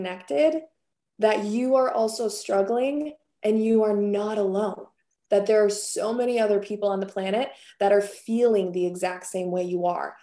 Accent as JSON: {"language": "English", "region": "Wisconsin", "country": "United States", "tie": "born or raised there", "said": "I come from Wisconsin"}